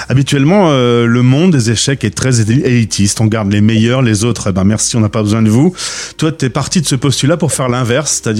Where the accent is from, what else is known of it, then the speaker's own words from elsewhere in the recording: northern France, France; Je suis du Nord de la France, donc je sais pas quel est le mot approprié.